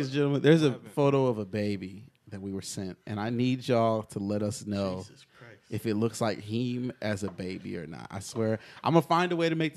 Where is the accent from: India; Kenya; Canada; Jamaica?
Jamaica; we are both Jamaican